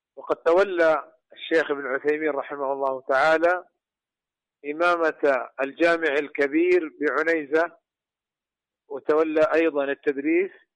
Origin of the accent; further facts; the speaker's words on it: Saudi Arabia; عندنا في المملكة العربية السعودية